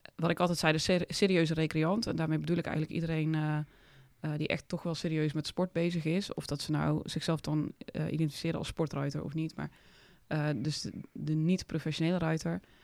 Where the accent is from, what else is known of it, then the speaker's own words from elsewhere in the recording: Oss, North Brabant, Netherlands; also born or lived in Heesch; ik ben opgegroeid in Os en Hees een beetje